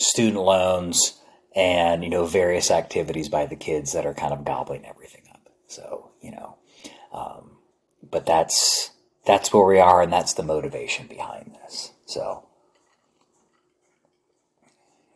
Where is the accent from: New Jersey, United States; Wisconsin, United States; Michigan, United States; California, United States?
New Jersey, United States; now in Dallas, United States; I grew up back east in New Jersey